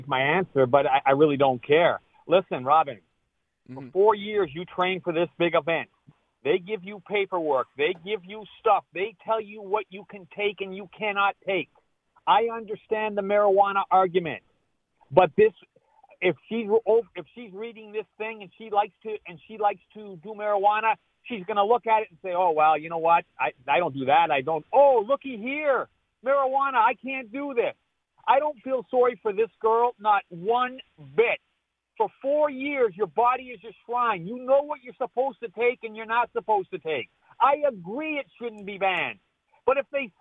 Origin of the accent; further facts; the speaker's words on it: Canada; being Canadian